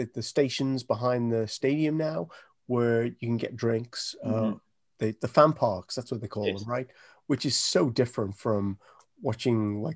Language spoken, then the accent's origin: English; Liverpool, North West England, United Kingdom; I'm from Liverpool